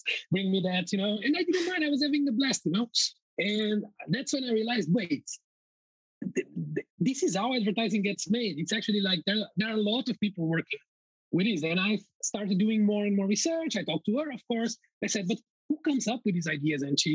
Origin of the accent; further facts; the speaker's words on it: Coimbra, Centro, Portugal; moved away as an adult; Coimbra, my hometown